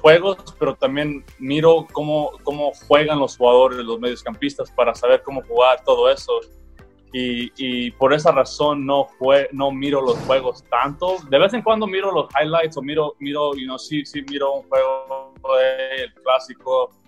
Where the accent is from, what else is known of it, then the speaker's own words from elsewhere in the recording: Mexico; yo pienso que ellos obviamente saben que soy mexicano